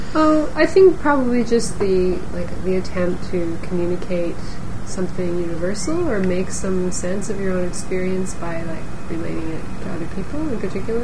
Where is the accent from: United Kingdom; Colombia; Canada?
Canada; Toronto, Ontario; We're both from Toronto